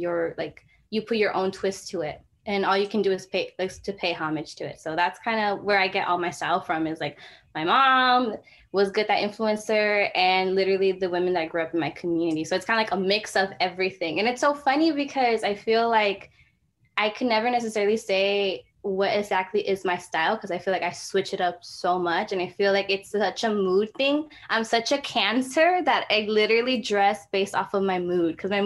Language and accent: English; Los Angeles, California, United States; I'm from South Central. I'm, you know, I rep the 323. I'm from Watts, like Watts and Compton